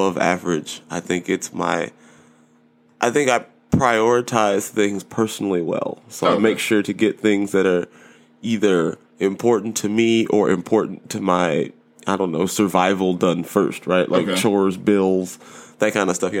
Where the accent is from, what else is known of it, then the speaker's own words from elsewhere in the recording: United States; as an American